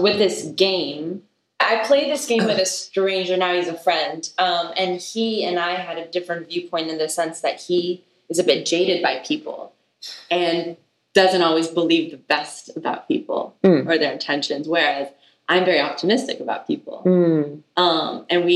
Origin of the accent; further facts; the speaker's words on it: United States; also born or lived in Israel; I was born in Israel and my mom and I moved to America when I was 6 years old.